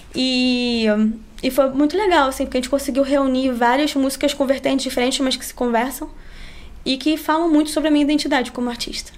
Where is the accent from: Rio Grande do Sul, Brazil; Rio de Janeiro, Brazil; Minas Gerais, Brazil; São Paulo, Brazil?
Rio de Janeiro, Brazil; accent: carioquês